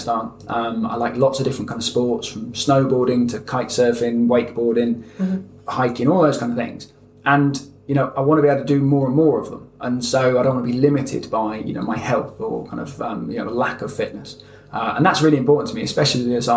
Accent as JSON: {"language": "English", "region": "London", "country": "United Kingdom", "tie": "born or raised there", "also_born_or_lived": "Devon", "moved": "yes", "said": "I was born in London, actually, not too far from here. And then I've spent the last kind of 15 years down in the southwest of England, down in Devon."}